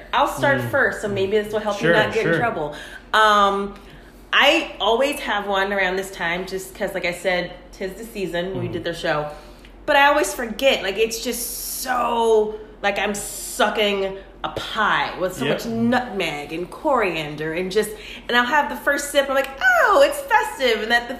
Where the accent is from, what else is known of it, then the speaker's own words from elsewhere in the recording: Louisiana, United States; moved away; I grew up in Louisiana.